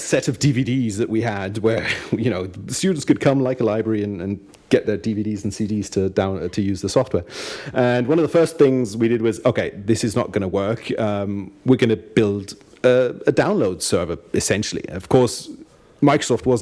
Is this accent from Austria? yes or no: yes; Austria; also born or lived in Munich, Germany; I'm half British and half German, actually, not Austrian. But I grew up in Austria